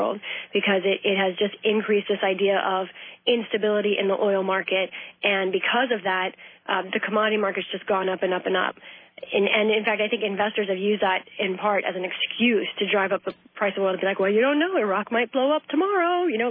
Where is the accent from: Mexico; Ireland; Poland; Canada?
Ireland; And then I do the Irish brogue, of course, being an Irish lass myself